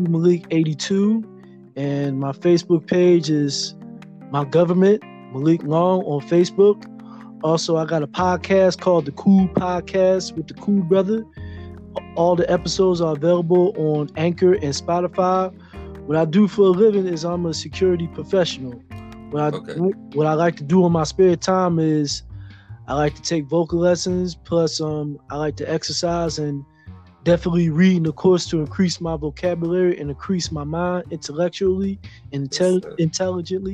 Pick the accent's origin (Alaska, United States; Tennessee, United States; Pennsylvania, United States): Pennsylvania, United States; Philadelphia; moved away as an adult; now in Pittsburgh, United States; I was born and raised in North Philly